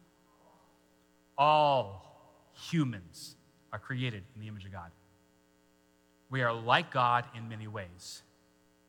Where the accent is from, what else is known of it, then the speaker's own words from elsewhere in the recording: Washington, United States; moved away; I grew up in Washington State, so that was West Coast.